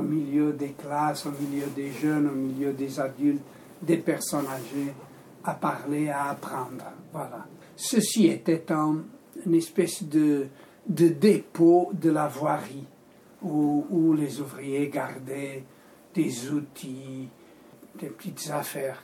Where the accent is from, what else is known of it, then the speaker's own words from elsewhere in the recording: Porto, Norte, Portugal; now in Switzerland; tu viens de la même ville que moi au Portugal, tu es de Porto, je suis de Porto